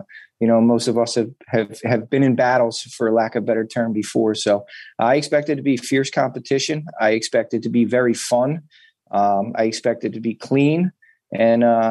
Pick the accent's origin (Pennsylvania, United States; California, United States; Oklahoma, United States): Pennsylvania, United States; Philadelphia; Born and raised in Northeast Philadelphia